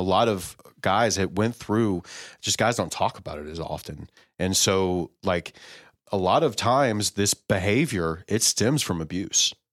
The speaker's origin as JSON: {"language": "English", "town": "College Station", "region": "Texas", "country": "United States", "tie": "born or raised there", "said": "I was born in Bryan College Station, uh, Texas, uh, Houston area"}